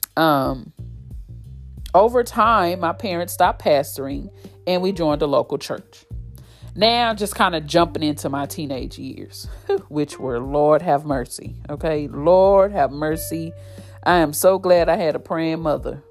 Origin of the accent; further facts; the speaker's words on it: Fort Worth, Texas, United States; Born and raised in Fort Worth, Texas